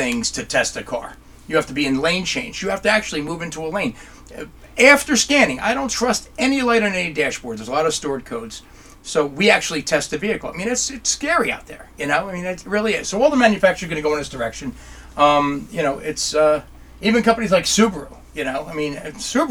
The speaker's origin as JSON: {"language": "English", "region": "New Jersey", "country": "United States", "said": "I'm an Italian from New Jersey"}